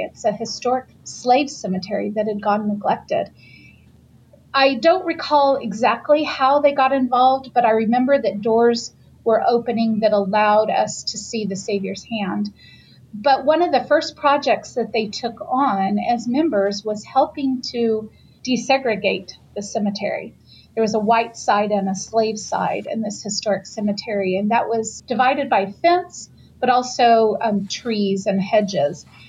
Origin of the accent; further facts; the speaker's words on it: the South, United States; living in the South, being born and raised in the South